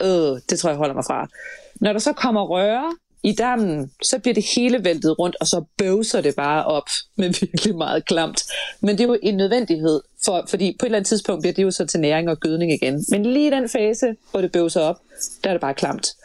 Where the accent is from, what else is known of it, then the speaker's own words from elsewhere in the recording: Denmark; vi kunne jo som danskere